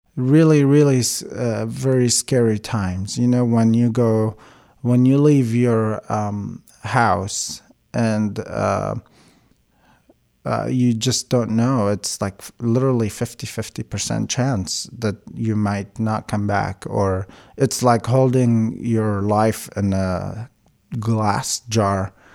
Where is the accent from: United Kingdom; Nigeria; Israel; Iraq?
Iraq; Baghdad, Baghdad Governorate; first language Aramaic (Chaldean); English is a second language; moved away as an adult; also born or lived in Kuwait; now in Eugene, United States; I was born in Baghdad, Iraq.